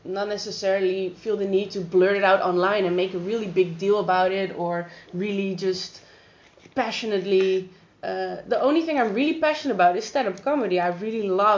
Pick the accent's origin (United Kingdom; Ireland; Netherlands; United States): Netherlands; Amsterdam, North Holland; I grew up in Amsterdam, where there are a lot of perverts out in the street